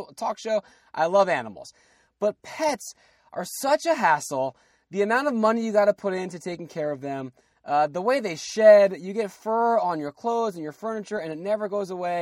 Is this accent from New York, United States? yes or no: no; New Jersey, United States; We're both from Jersey